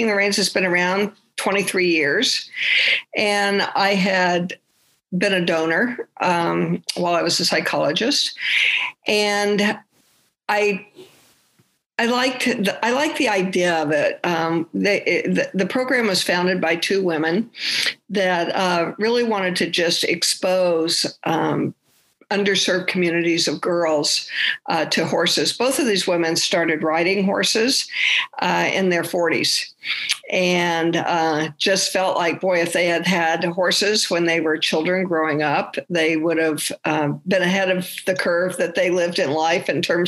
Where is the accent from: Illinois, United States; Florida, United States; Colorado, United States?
Colorado, United States; Grand Junction; moved away as an adult; now in Los Angeles, United States; I grew up in Colorado, so in Grand Junction